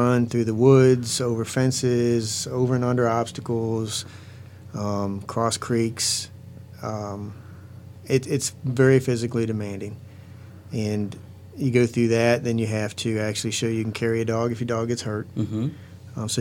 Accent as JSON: {"language": "English", "town": "Dinwiddie", "region": "Virginia", "country": "United States", "said": "I'm from Dinwiddie."}